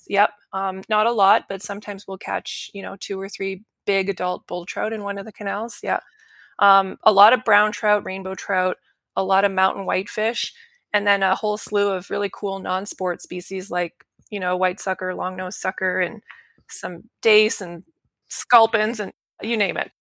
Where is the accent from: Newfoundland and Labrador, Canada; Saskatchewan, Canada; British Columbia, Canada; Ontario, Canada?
Saskatchewan, Canada; moved away as an adult; now in Calgary, Canada; I grew up in Saskatchewan, which is in the prairies in Al-, in Canada. and I ended up in Alberta for university and work